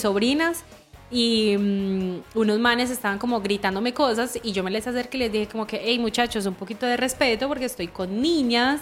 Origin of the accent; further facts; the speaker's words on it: Medellín, Antioquia, Colombia; moved away as an adult; also born or lived in Barcelona, Spain; now in Chile; yo soy de Medellín